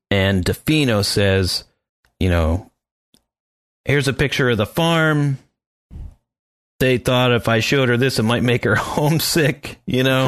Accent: Tannersville, Pennsylvania, United States; I'm from Tannersville

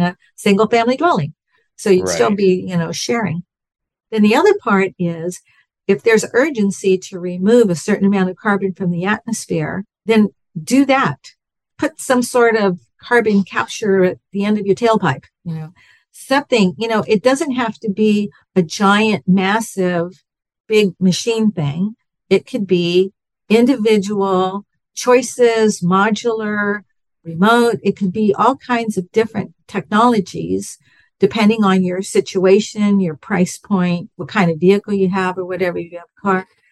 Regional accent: Southern California, United States; moved away as an adult; also born or lived in Bakersfield, California; I'm from California, from Southern California

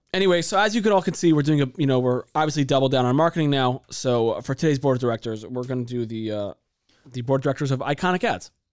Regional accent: San Diego, California, United States; as a kid growing up in San Diego

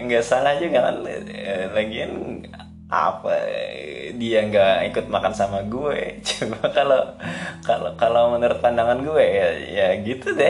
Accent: South Kalimantan, Indonesia; accent: Banjar; kan orang Banjar orang Banjar pakai bahasa Indonesia itu kayaknya kayaknya uh, masih hal tabu deh kalau di daerah gue padahal biasa aja kan

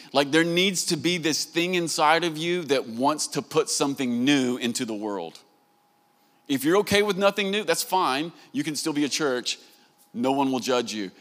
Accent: Southern United States, United States; accent: Southern; I'm a Southerner. And, and in America, they like to make fun of us, especially for the way that we talk

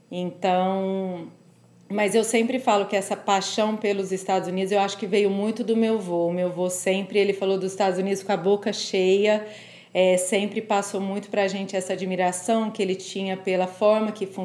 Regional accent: Franca, São Paulo, Brazil; eu sou do interior de São Paulo. Eu me mudei para São Paulo para fazer faculdade.

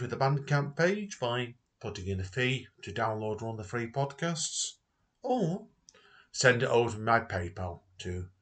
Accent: Stretford, North West England, United Kingdom; the place I was born, yes, Stretford

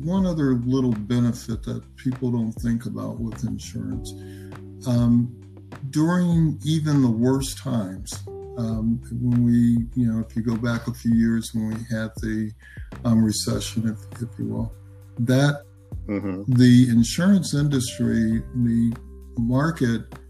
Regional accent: Omaha, Nebraska, United States; I'm from Nebraska. I'm originally from Omaha, Nebraska

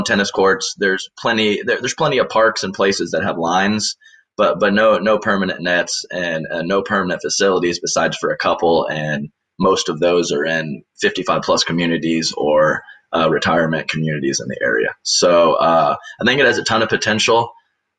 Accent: Houston, Texas, United States; also born or lived in Charleston, West Virginia; I was born in Charleston, West Virginia, actually. There is a big DuPont plant there, and that's the company my dad worked for. So was there through third grade, and then in fourth grade I moved to Houston, and that's been my home base pretty much ever since

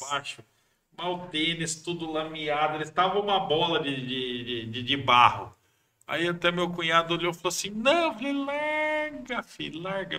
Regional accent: Marília, São Paulo, Brazil; moved away as an adult; also born or lived in Acre; tentei fugir de Marília

